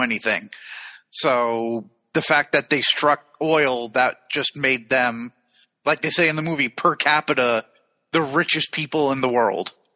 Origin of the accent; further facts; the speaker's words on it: United States; from America